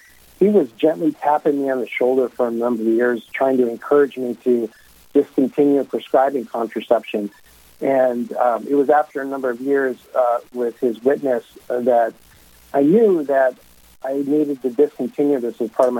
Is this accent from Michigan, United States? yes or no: no; Sioux Falls, South Dakota, United States; now in Aberdeen, United States; I was born and raised Catholic, and I grew up in Sioux Falls, South Dakota